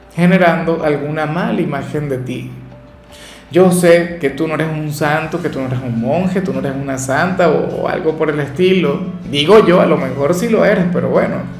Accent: Venezuela; acá en Venezuela

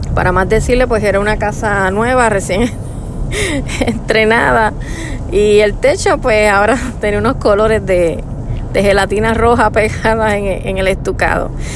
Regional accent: Puerto Rico; moved away as an adult; now in United States; Nosotros somos de Puerto Rico. Y actualmente pues estamos residiendo en Estados Unidos

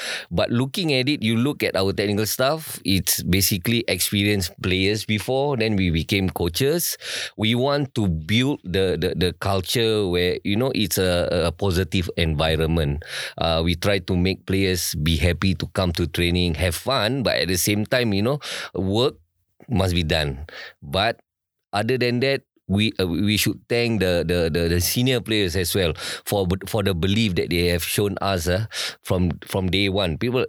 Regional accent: Singapore; So when we grew up, I grew up in Circuit Road, which is in MacPherson.

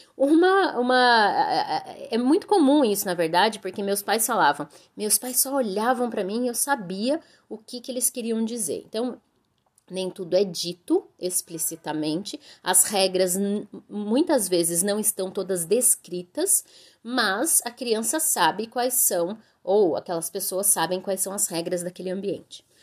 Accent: Brazil; moved away as an adult; now in Vietnam; pra gente do Brasil

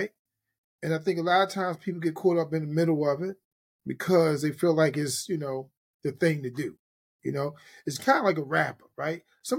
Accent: Baltimore, Maryland, United States; Born and bred. Born and raised in Charm City, brother. Charm City, Baltimore

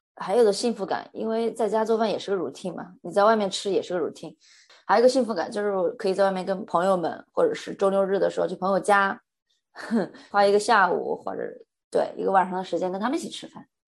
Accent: Hunan, China; moved away as an adult; now in New Zealand; 我是湖南人嘛，那吃的都是辣的，一定要有辣椒或者辣椒油，我才吃得下去

